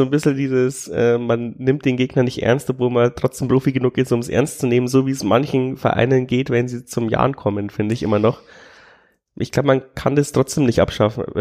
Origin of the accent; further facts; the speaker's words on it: Bavaria, Germany; ich komme aus der Nähe von Amberg.